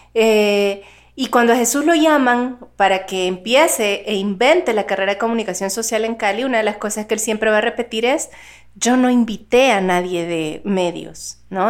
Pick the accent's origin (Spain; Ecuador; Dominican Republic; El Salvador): El Salvador; soy salvadoreña